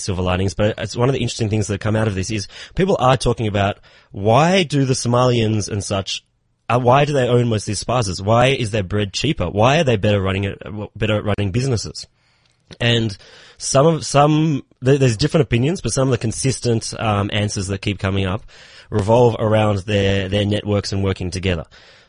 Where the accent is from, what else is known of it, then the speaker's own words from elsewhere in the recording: Australia; now in South Africa; I'm from Australia.